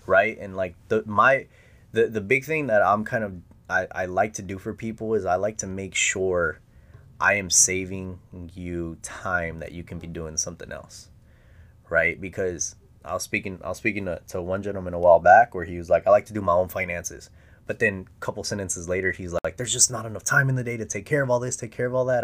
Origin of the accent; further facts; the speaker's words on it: Presidio, Texas, United States; now in San Antonio, United States; I grew up in West Texas